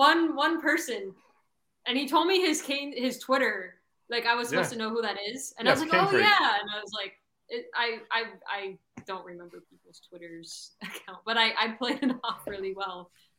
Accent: Broward County, Florida, United States; also born or lived in Miami; I grew up in Broward. And Broward was very different.

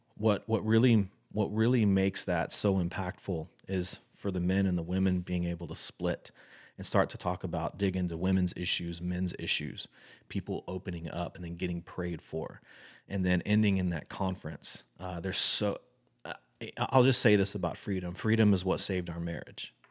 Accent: Texas, United States; I'm one hundred percent Texan, born and raised.

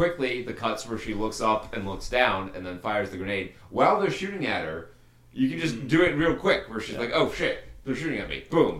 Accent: New York, United States; I'm from New York.

